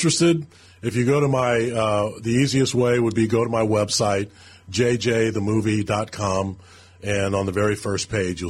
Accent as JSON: {"language": "English", "town": "St. Charles", "region": "Missouri", "country": "United States", "tie": "born or raised there", "also_born_or_lived": "St. Louis", "said": "Born at Barnes Hospital, so technically I was born in St. Louis, but I grew up in St. Charles."}